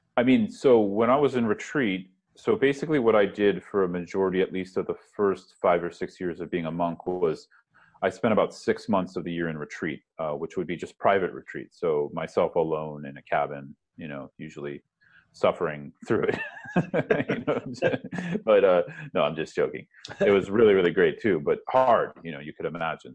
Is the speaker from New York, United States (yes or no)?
no; San Francisco Bay Area, California, United States; moved away as an adult; also born or lived in Berkeley, California / Boston; now in Brooklyn, United States; I grew up in the San Francisco Bay Area